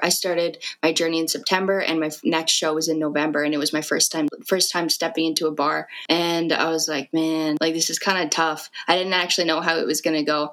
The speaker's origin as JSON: {"language": "English", "town": "Fort McMurray", "region": "Alberta", "country": "Canada", "tie": "born or raised there", "moved": "as an adult", "lives_now": "Edmonton, Canada", "said": "I was born and raised in Fort Mac"}